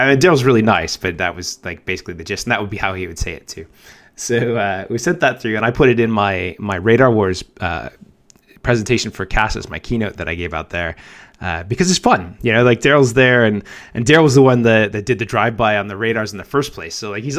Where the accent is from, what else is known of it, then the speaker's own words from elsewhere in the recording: United States; moved away as an adult; I'm an American, haven't been living in the U.S. for quite a long time. I moved out originally for sports gambling